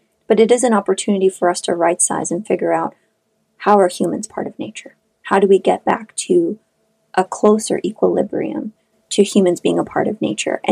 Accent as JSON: {"language": "English", "town": "Khorog", "region": "Gorno-Badakhshan", "country": "Tajikistan", "tie": "born or raised there", "first_language": "Shughni", "second_language": "English", "moved": "yes", "said": "I grew up in Kharag, or Korog, which is the capital of Badakhshan, the Pamir part, the mountainous part of Tajikistan"}